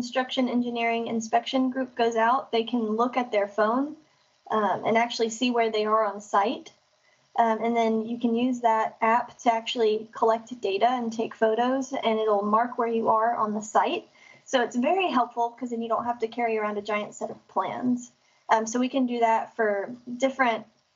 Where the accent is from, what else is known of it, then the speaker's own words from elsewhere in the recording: Collierville, Tennessee, United States; also born or lived in Memphis / Millington, Tennessee; I grew up in Collierville, and now I currently live in Millington, Tennessee